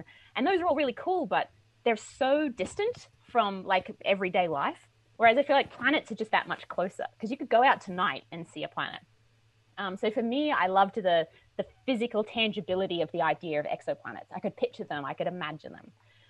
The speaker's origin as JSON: {"language": "English", "country": "Australia", "moved": "yes", "lives_now": "United States", "said": "So I'm from Australia. I don't know if your listeners can tell my accent anymore because I've been here for a while now. I'm a huge cricket fan. I grew up on cricket."}